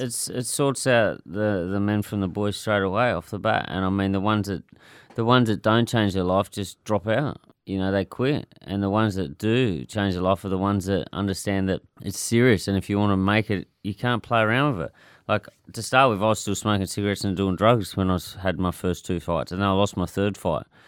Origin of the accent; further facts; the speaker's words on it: Clarendon, Tasmania, Australia; growing up in Clarendon